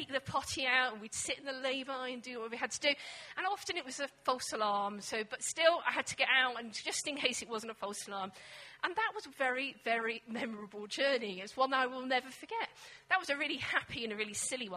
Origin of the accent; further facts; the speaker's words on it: England, United Kingdom; also born or lived in Scotland; being an English woman